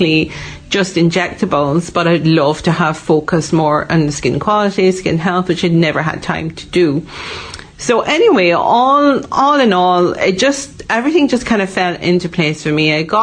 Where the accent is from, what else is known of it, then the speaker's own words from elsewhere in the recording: Malaysia; moved away as an adult; also born or lived in Dublin, Ireland; now in Donegal, Ireland; I am originally from Malaysia. I was born in Malaysia, went to school in Malaysia, and I first came to Ireland for college.